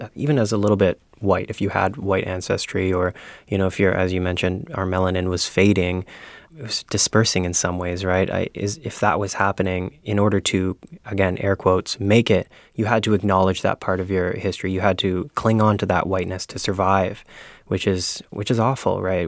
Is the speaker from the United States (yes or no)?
no; Ontario, Canada; moved away as an adult; now in Prince Edward Island, Canada; I'm from Ontario originally